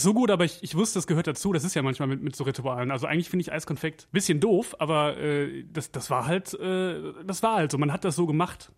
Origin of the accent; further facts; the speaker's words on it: Wevelinghoven, North Rhine-Westphalia, Germany; Ich komme ja aus, aus Weflinghofen